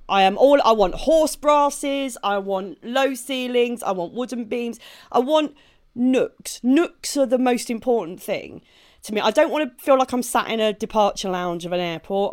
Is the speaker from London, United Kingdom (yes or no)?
no; Maidstone, South East England, United Kingdom; moved away; I grew up in, uh, in Maidstone in Kent